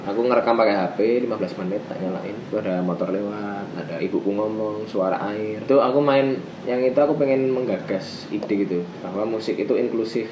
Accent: Yogyakarta, Special Region of Yogyakarta, Indonesia; moved away as an adult; also born or lived in Jakarta; now in Bogor, Indonesia; aku orang Jogja yang lahir dan sampai ke di Jogja

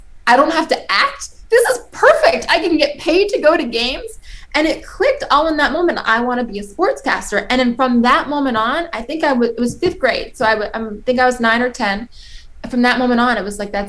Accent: New York, United States; I'm from New York

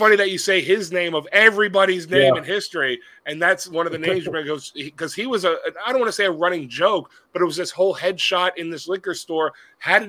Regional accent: New Jersey, United States; we're both from New Jersey

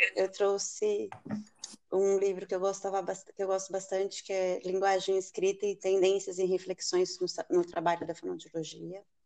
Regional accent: Brazil; moved away; quando saímos do Brasil

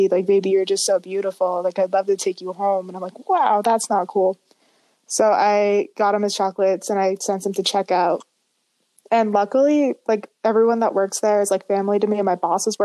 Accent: Meredith, New Hampshire, United States; I'm from Meredith, New Hampshire

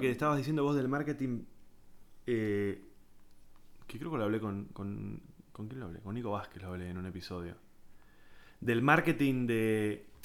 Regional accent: San Isidro, Buenos Aires Province, Argentina; yo me crié en San Isidro, rugby, eh, colegio de eh, doble escolaridad, inglés, zona norte

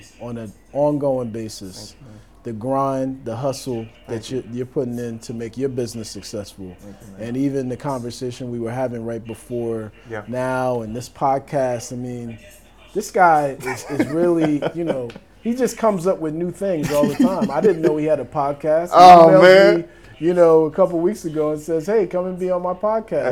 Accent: Montclair, New Jersey, United States; also born or lived in Brooklyn, New York / South Florida / Charlotte, North Carolina; now in North Carolina, United States; Born in Brooklyn, grew up in Montclair, New Jersey.

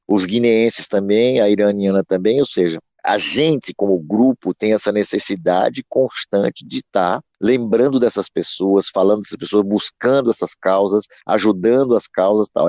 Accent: Brazil; nossa experiência como brasileiros

